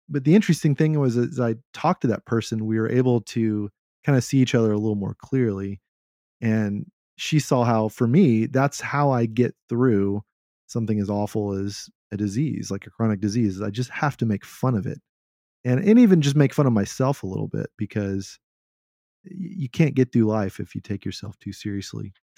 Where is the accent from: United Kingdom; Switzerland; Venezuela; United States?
United States; Texas; my culture as a Texan